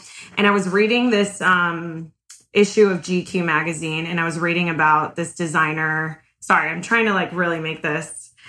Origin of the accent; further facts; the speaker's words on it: South Florida, United States; I'm from South Florida.